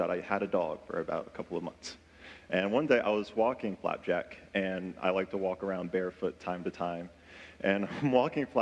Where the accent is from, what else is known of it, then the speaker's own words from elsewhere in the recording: Louisa, Virginia, United States; also born or lived in Henrico County, Virginia; I was born in Henrico County, and then I moved to Louisa, and that's where I grew up most of my years